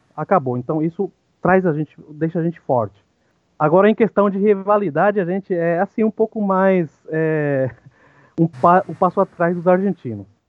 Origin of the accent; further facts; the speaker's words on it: Ciudad del Este, Alto Paraná, Paraguay; Portuguese is a second language; moved away as an adult; now in Brazil; sou paraguaio, é, nascido em Cidade do Leste, tenho 39 anos.